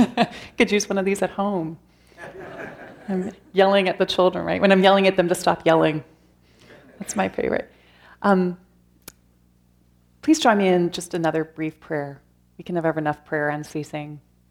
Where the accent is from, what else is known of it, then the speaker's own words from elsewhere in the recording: London, Ontario, Canada; I grew up in London, Ontario, without a faith